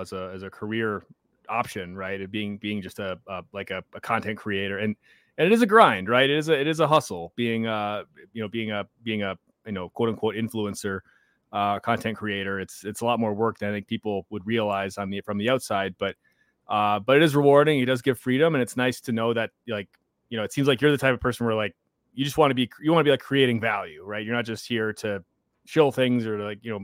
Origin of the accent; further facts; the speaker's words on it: United States; I'm an American